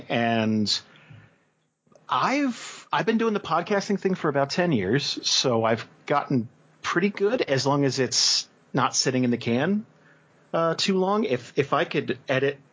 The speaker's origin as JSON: {"language": "English", "region": "New Jersey", "country": "United States", "tie": "born or raised there", "moved": "as an adult", "said": "I grew up in Jersey"}